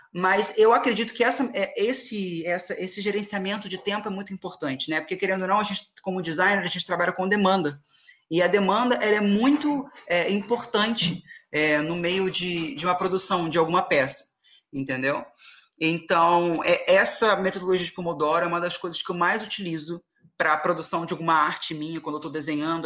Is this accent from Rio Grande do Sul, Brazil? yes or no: no; Angra dos Reis, Rio de Janeiro, Brazil; eu sou de Angra